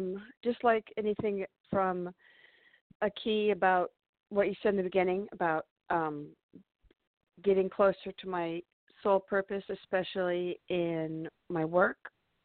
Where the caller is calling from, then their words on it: California, United States; I am in California.